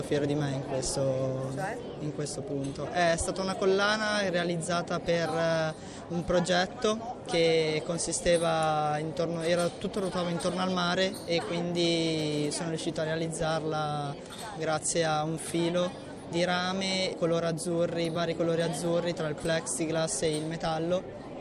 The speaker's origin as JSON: {"language": "Italian", "town": "Valenza", "region": "Piedmont", "country": "Italy", "said": "Di Valenza, provincia di Alessandria. Piemonte."}